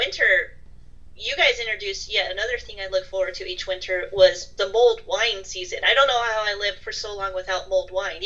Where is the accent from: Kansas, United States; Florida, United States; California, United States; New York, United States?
California, United States; now in New England, United States; being a Californian, I grew up with no seasons